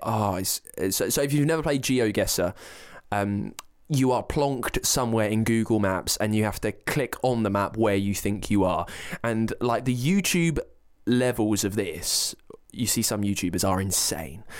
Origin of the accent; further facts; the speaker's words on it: Berkshire, South East England, United Kingdom; I'm from Berkshire